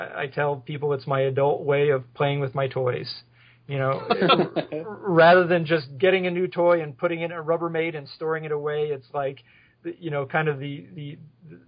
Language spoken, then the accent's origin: English; West Milford, New Jersey, United States; now in Phoenix, United States; I grew up in West Milford, New Jersey